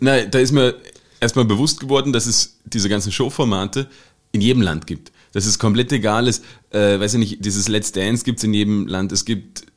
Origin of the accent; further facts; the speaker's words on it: Saxony-Anhalt, Germany; now in Austria; in Deutschland, wo ich herkomme, aus dem schönen Sachsen-Anhalt